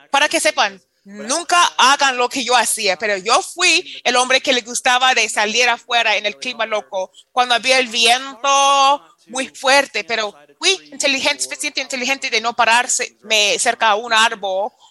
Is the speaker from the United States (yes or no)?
yes; Florida, United States; Spanish is a second language; me recuerda, porque crecí en Florida, es, esa parte de Panhandle